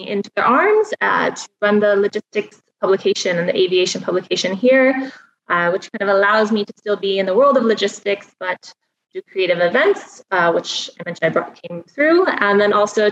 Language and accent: English; Spokane, Washington, United States; moved away as an adult; now in Dubai, United Arab Emirates; I come from Spokane, Washington, a little town in eastern Washington